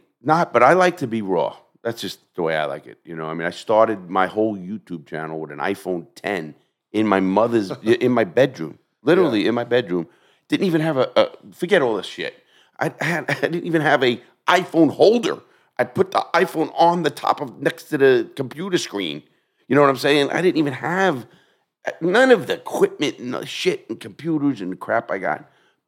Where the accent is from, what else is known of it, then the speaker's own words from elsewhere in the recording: New York City, New York, United States; I come from the melting pot. I come from New York City.